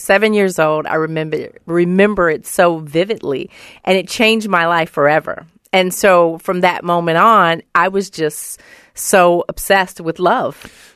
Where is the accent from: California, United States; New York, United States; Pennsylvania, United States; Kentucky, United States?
California, United States; Oakland; I'm from Oakland, California